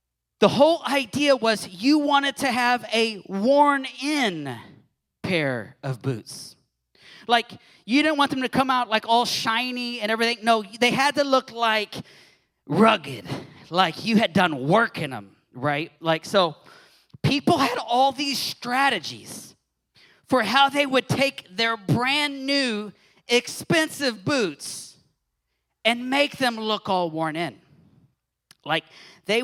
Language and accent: English; Texas, United States; moved away; showing my Texan roots here. So I'm originally from Texas